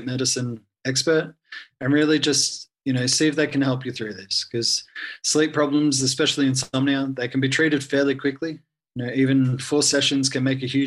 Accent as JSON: {"language": "English", "country": "Australia", "moved": "as an adult", "lives_now": "Vanuatu", "said": "I'm Australian volunteer, so funded by the Australian government"}